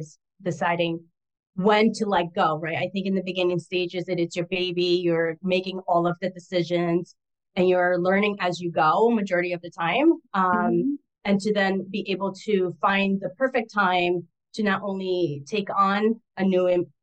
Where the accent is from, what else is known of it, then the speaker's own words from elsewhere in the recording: Brazil; moved away; I am from Brazil originally. So while I identify as a Latina, my heritage is from Brazil. So we speak Portuguese